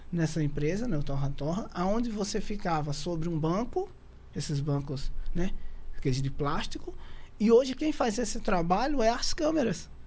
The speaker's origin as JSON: {"language": "Portuguese", "town": "Campina Grande", "region": "Paraíba", "country": "Brazil", "lives_now": "Guarujá, Brazil", "said": "vim do Nordeste para o Guarujá, você já vim direto, né? Campina Grande, Paraíba."}